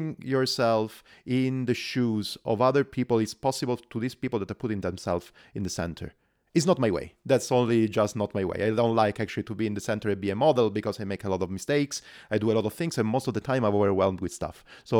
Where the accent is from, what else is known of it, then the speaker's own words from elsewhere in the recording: Calabria, Italy; We are both from Calabria, from the south of Italy. We're schoolmates.